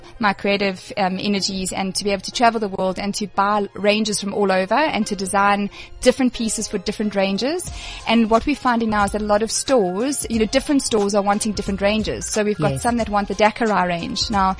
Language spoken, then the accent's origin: English; Durban, KwaZulu-Natal, South Africa; moved away as an adult; now in Johannesburg, South Africa; people can tell straight away I'm from Durban